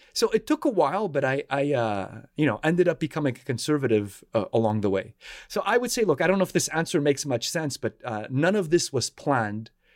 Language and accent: English; Montreal, Quebec, Canada; moved away as an adult; now in Washington, D.C., United States; I was born and raised in Montreal